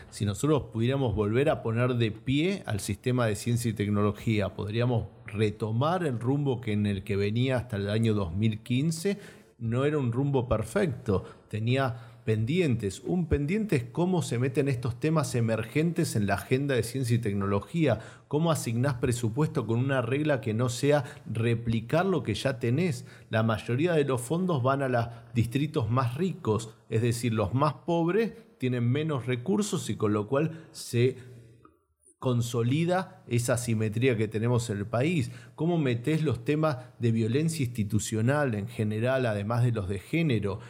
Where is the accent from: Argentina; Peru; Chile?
Argentina